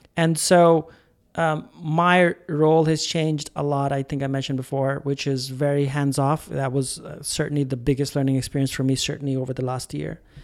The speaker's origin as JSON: {"language": "English", "country": "India", "said": "I'm Indian"}